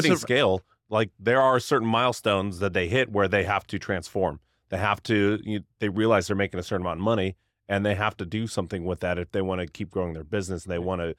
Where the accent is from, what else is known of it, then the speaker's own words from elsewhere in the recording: Indiana, United States; now in Idaho, United States; my home state, Indiana.